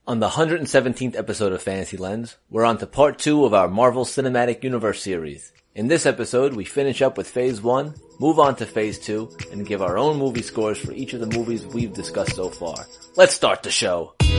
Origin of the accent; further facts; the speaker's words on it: New York City, New York, United States; I'm a kid from Brooklyn.